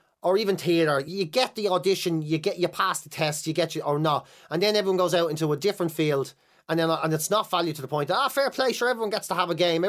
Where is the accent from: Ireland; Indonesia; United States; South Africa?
Ireland; Dublin, County Dublin; also born or lived in Finglas; I grew up in Marino and then Clontarf